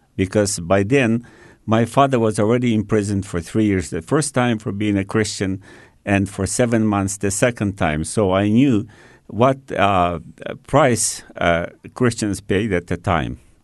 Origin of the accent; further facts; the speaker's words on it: China; also born or lived in Australia; now in Canada; I was born and raised in Red China